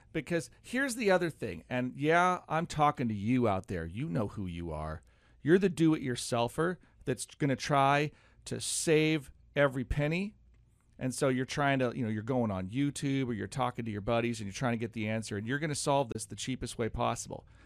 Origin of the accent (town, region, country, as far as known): United States